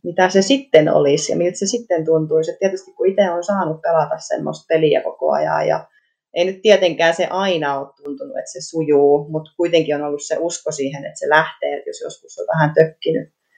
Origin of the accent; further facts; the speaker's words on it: Aura, Southwest Finland, Finland; Aurasta olen kotoisin